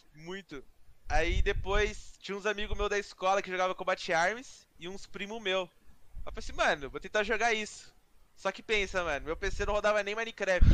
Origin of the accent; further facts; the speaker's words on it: Campinas, São Paulo, Brazil; Sou de Campinas também